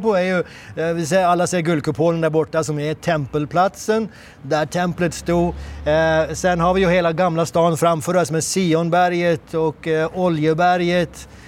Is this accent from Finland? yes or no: no; Norway; moved away as an adult; now in Israel; jag är norsk